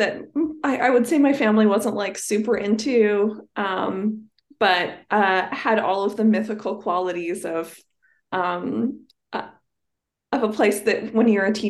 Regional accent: Edmonton, Alberta, Canada; I grew up in South Edmonton, really close to Southgate. So we were Southgate people.

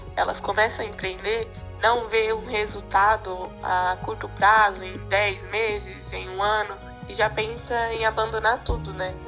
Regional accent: São Paulo, Brazil; sou da cidade de São Paulo

